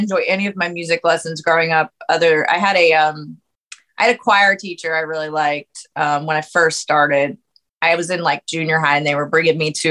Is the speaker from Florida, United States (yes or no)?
no; New Orleans, Louisiana, United States; also born or lived in Ponchatoula, Louisiana; I was born in New Orleans and I kind of spent half of my growing up time there. And then we moved to Ponchatoula